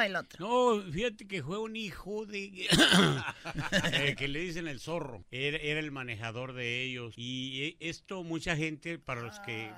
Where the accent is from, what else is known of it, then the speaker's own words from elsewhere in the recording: Arandas, Jalisco, Mexico; yo soy de Arandas, Jalisco